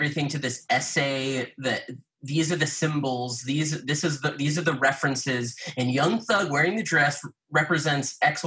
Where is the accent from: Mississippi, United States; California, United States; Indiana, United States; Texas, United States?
Texas, United States; Austin; I'm from Austin.